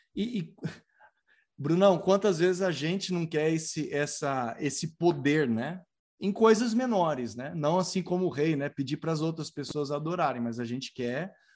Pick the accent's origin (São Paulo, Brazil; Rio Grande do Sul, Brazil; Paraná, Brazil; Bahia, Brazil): São Paulo, Brazil; Tatuí; also born or lived in Barbacena; quando eu era criança, lá em Barbacena, menino criado lá em Tatuí, no interior de São Paulo